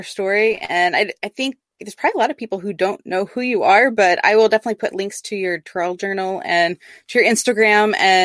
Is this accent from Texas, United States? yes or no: yes; Texas, United States; I'm in Texas. I'm from Texas